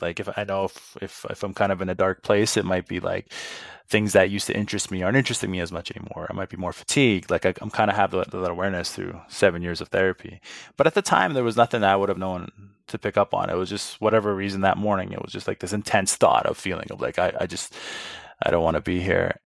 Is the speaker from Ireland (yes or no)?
no; Saskatoon, Saskatchewan, Canada; moved away as an adult; also born or lived in Edmonton / Toronto; I got a job selling cell phones at the little kiosk in, in the Costco in my hometown.